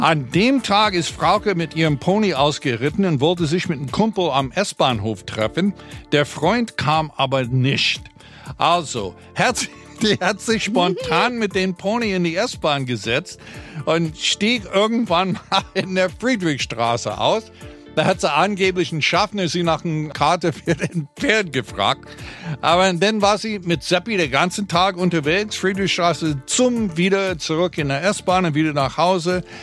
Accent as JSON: {"language": "German", "country": "United States", "moved": "yes"}